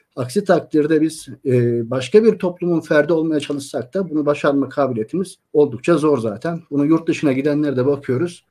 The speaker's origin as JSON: {"language": "Turkish", "region": "Antalya", "country": "Turkey", "said": "ben Antalyalıyım"}